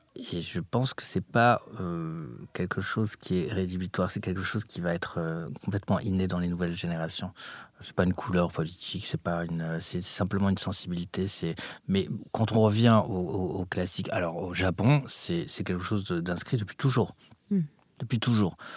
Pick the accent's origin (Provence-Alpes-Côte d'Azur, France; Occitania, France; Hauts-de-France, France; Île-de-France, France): Île-de-France, France; Paris; also born or lived in Morocco; j'ai grandi à Paris. Je suis arrivé à Paris euh, à l'âge de 4 ans euh, du Maroc